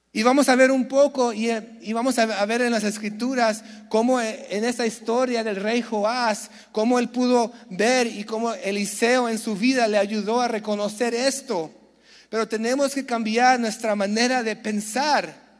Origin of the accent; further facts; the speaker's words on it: San Diego, California, United States; Yo nací en San Diego